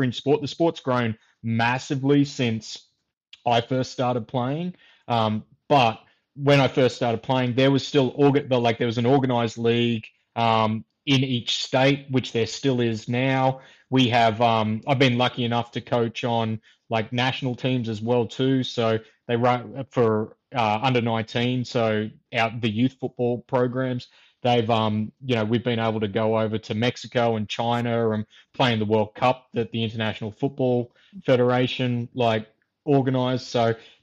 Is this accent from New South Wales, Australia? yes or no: yes; near the Victorian border, rural New South Wales, Australia; moved away; also born or lived in Queensland; I grew up in New South, like rural part of New South Wales, where down near the Victorian border